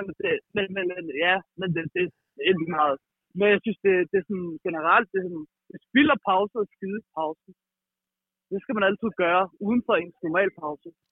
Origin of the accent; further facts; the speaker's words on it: Frederiksberg, Capital Region of Denmark, Denmark; Jeg er fra Frederiksberg i København